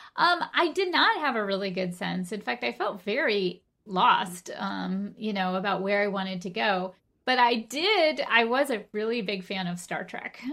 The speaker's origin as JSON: {"language": "English", "town": "Golden", "region": "Colorado", "country": "United States", "tie": "born or raised there", "moved": "yes", "said": "I grew up in Golden, Colorado with my mom and, uh, my two sisters and my grandmother"}